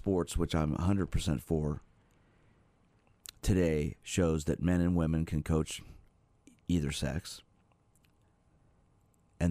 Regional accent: Kansas City, Missouri, United States; also born or lived in New York; growing up here in Kansas City, we moved here when I was four from New York

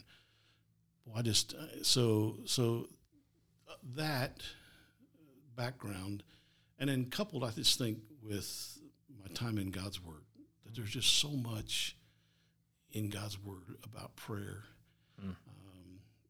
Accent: Brookville, Ohio, United States; Well, I grew up here in Ohio. Grew up in the Dayton area, a little town called Brookville, and pastored for 22 years.

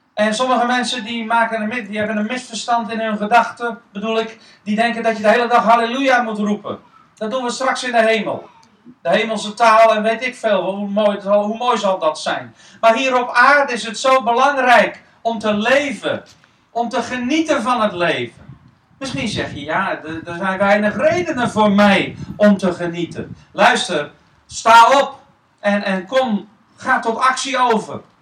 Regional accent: Netherlands; wij Nederlanders

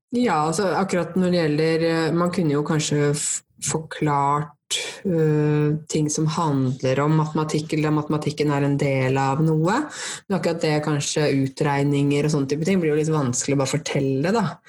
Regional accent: Norway; first language Norwegian; jeg er jo norsk og det er jo språket mitt

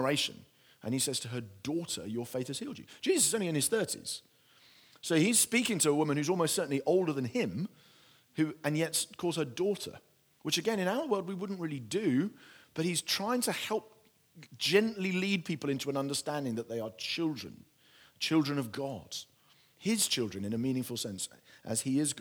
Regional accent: United Kingdom; my British culture

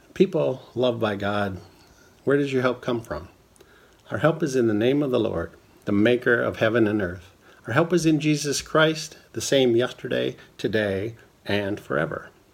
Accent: Minnesota, United States; growing up in Minnesota

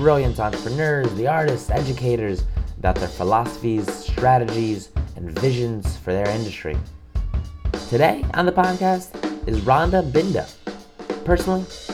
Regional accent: New York City, New York, United States; I was born in Flushing, Queens.

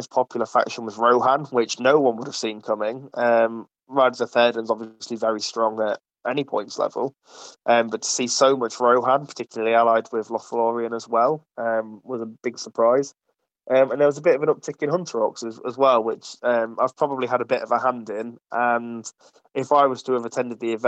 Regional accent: Ripon, Yorkshire and the Humber, United Kingdom; now in Nottingham, United Kingdom; I'm originally from Ripon, as some of the more seasoned listeners would know, and since moving to Nottingham

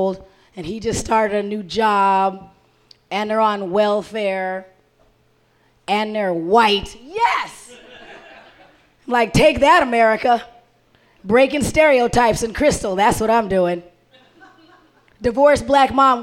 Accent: Arizona, United States; now in Minnesota, United States; I didn't grow up here. I grew up in Arizona

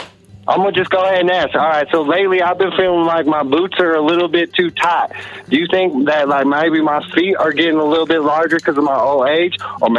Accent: San Antonio, Texas, United States; I'm from the South myself. This ain't just no accent. This is I was born in San Antonio, Texas.

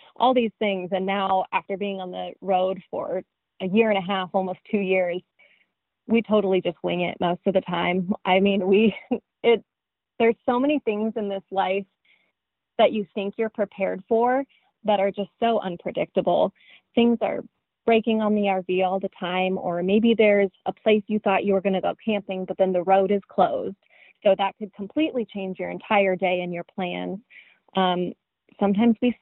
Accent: Colorado, United States; moved away; also born or lived in Arizona; I'm from Colorado and then moved to Arizona

